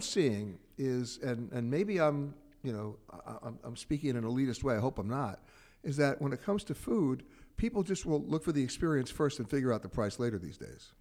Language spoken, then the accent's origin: English; New York City, New York, United States; born and raised in Manhattan